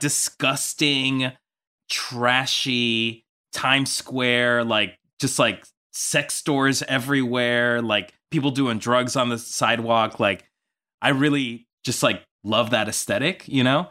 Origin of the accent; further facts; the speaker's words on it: New York, United States; now in Los Angeles, United States; I'm from New York